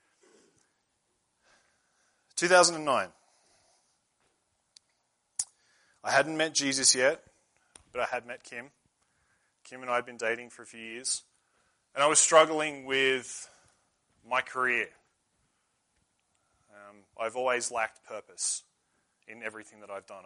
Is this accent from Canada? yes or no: no; Australia; moved away; I'm from Australia